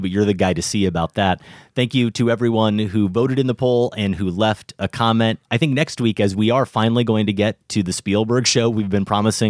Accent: Colorado, United States; and there wasn't a lot of color where I grew up here in Colorado.

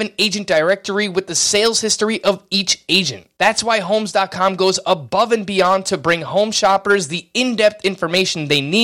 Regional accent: New York, United States; growing up in New York in the 90s as a kid

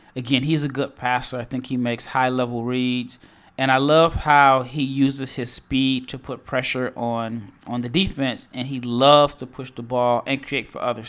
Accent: Nebraska, United States; I am from Nebraska

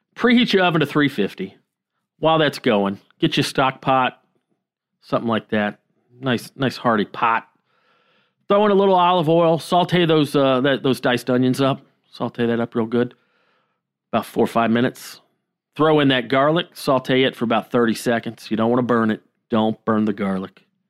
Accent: the South, United States; My whole fucking childhood, growing up in the South

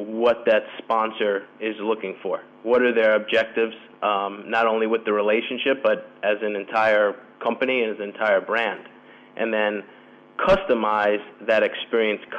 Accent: United States; moved away as an adult; now in Madrid, Spain; as an American

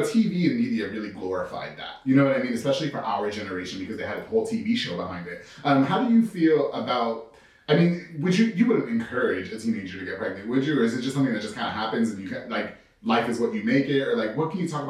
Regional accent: Long Island, New York, United States; now in Waco, United States; I'm from New York, so I really don't know.

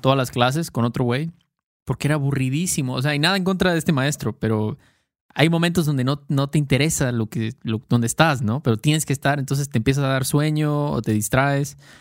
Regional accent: Mexico; Obviamente somos mexicanos, entonces usamos muchísimas muchísimos coloquialismos y slang de México

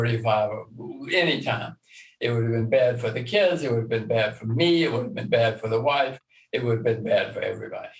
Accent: Alabama, United States; since I'm from Alabama

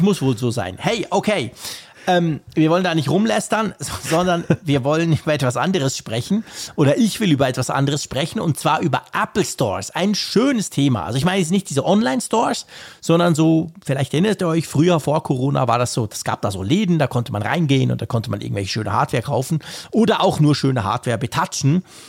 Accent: Switzerland; als Schweizer

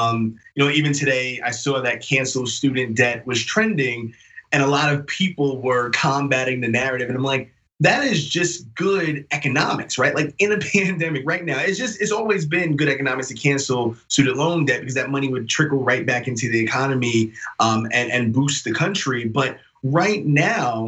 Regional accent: New York City, New York, United States; I'm not only from New York, but I lived a long time in Queens. You know, I'm a New York City guy

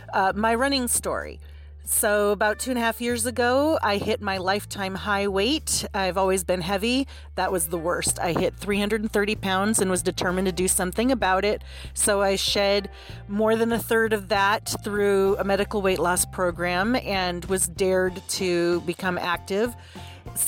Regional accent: Minneapolis, Minnesota, United States; I'm from the Minneapolis area originally, but I've lived most of my life in the San Francisco Bay Area.

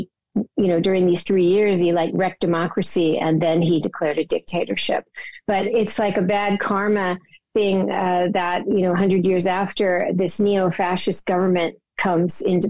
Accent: United States; growing up in America, but having a global outlook

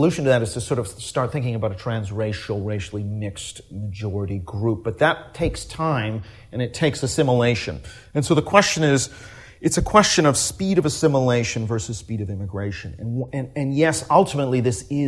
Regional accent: Canada; I'm Canadian

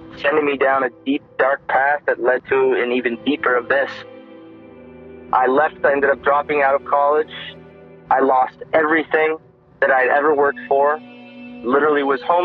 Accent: South Burlington, Vermont, United States; I am from South Burlington, Vermont.

